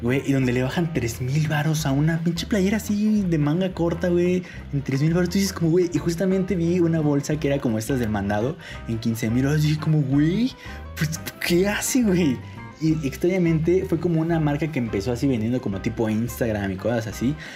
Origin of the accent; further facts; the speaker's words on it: Mexico City, Mexico; como buen chilango